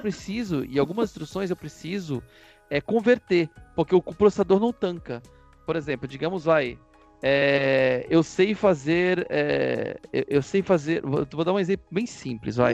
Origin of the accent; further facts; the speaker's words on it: Brazil; A gente fala muito do nosso ponto de vista como brasileiros